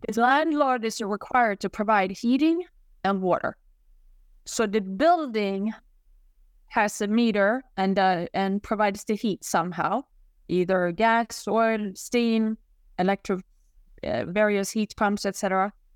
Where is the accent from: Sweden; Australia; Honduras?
Sweden; moved away as an adult; now in New York, United States; I'm from Sweden originally, hence the accent.